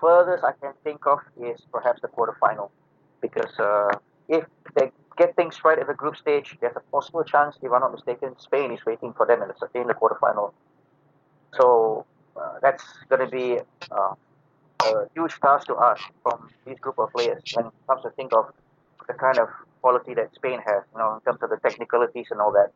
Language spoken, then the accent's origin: English; Malaysia; I'm from Malaysia